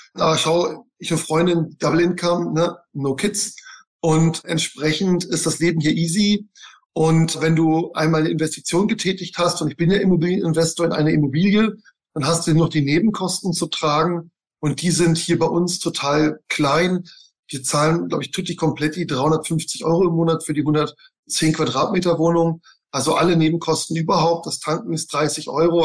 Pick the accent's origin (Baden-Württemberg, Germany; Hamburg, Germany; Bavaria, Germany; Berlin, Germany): Bavaria, Germany; moved away; also born or lived in Nuremberg; ich komme aus Bayern